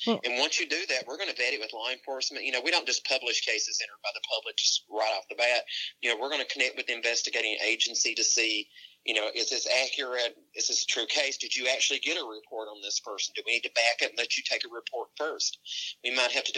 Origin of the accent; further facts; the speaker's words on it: Tennessee, United States; My home state in Tennessee